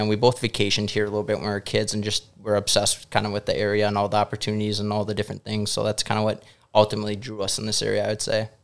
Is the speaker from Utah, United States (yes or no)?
no; Hutchinson, Minnesota, United States; also born or lived in St. Croix Falls, Wisconsin; now in Brainerd, United States; I grew up actually in Hutchinson, Minnesota, so it's very farm country